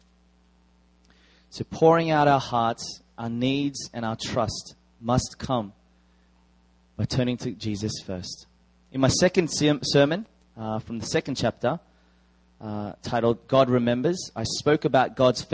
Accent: Australia; I am Korean Australian.

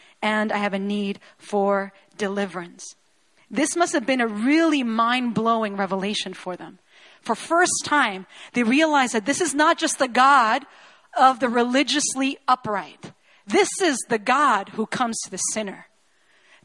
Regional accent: Chile; I was born and raised in Chile

